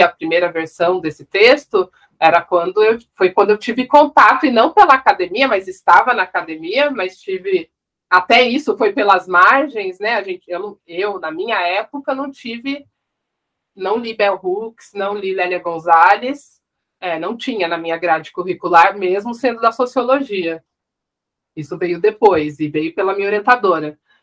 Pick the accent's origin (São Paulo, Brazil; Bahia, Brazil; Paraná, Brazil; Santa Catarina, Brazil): São Paulo, Brazil; São José dos Campos; nascida em São Paulo, mas cresci no interior, em São José dos Campos.